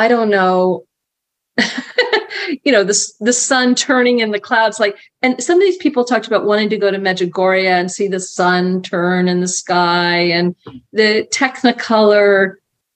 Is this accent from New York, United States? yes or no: no; Marion, Massachusetts, United States; I grew up in Marion